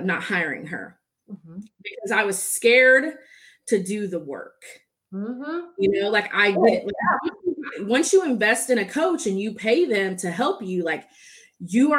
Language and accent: English; Dallas, Texas, United States; also born or lived in San Diego, California; I was born in San Diego, California, but I have pretty much been raised in Texas, Dallas area. So I'm a Texan